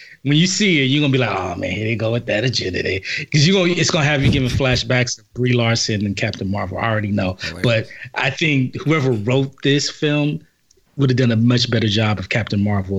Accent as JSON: {"language": "English", "town": "Los Angeles", "region": "California", "country": "United States", "said": "First of all, I'm not from Compton. South Central. Compton adjacent."}